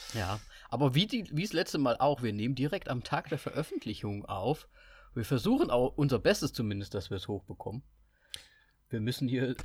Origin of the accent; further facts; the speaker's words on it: Kassel, Hesse, Germany; moved away; Ich bin ja Österreicher, aber einfach in Kassel aufgewachsen